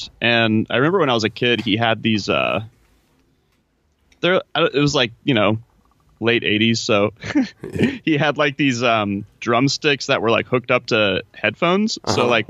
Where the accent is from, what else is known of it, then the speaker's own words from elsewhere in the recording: Parkville, Missouri, United States; moved away as an adult; also born or lived in Cincinnati, Ohio; now in Los Angeles, United States; So grew up in Kansas City. And then I went to school in Cincinnati for undergrad